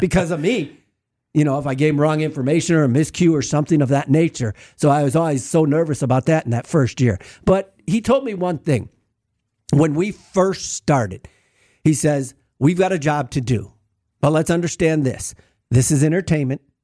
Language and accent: English; Milwaukee, Wisconsin, United States; moved away as an adult; also born or lived in Texas; I grew up in Milwaukee, but then I moved to Texas and lived in Texas for a little bit and worked down there. And then I came back to Milwaukee